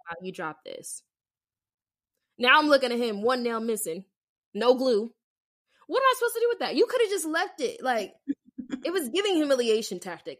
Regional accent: Las Vegas, Nevada, United States; moved away; I'm from Vegas.

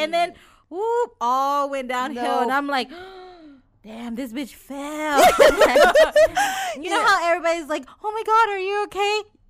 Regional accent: Kansas, United States; I'm from Kansas

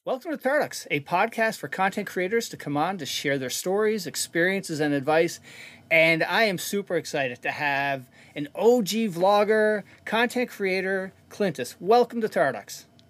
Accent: Canada; moved away; I'm from Canada originally

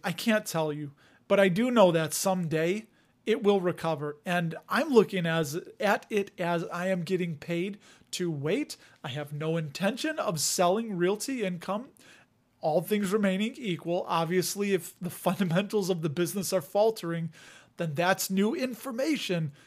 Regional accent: Chicago, Illinois, United States; accent: Chicago; my Chicago accent

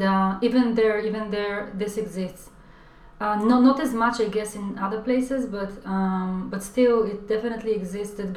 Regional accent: Israel; moved away as an adult; now in London, United Kingdom; growing up in Israel

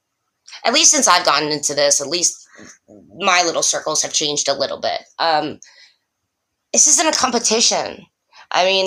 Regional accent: Florida, United States; now in Detroit, United States; I'm from Florida

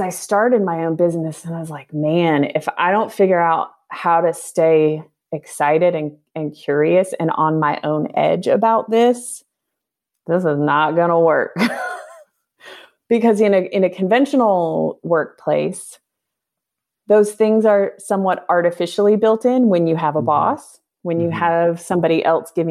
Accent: United States; moved away as an adult; as someone growing up in North America

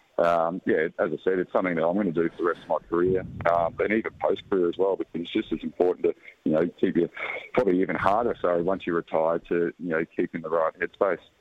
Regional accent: Australia; being a Aussie fan and Aussie cricketer

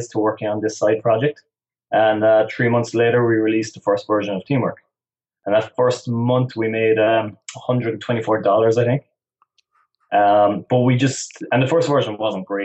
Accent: West Cork, Munster, Ireland; I'm originally from West Cork in the south of Ireland.

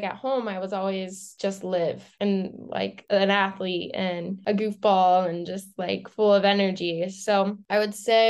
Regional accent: Lancaster, Pennsylvania, United States; I grew up in Pennsylvania in a really small town in Lancaster, about like 5,000 people

